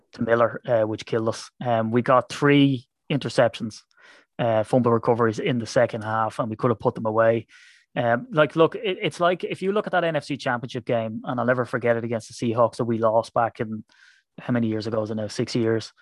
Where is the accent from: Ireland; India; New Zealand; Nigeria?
Ireland; I'm an Irishman